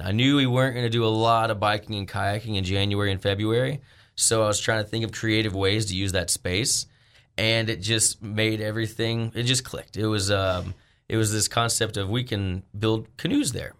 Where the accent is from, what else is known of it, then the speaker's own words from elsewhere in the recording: Arkansas, United States; also born or lived in Colorado; I came back home from Arkansas